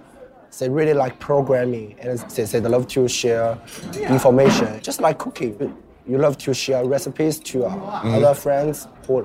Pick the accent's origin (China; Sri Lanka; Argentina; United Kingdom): China; Shanghai; Yeah, I was born and raised in Shanghai.